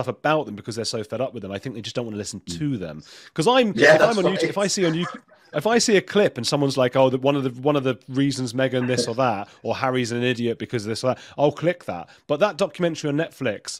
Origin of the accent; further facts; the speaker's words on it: England, United Kingdom; also born or lived in Latin America; I grew up in a Jewish family as well in England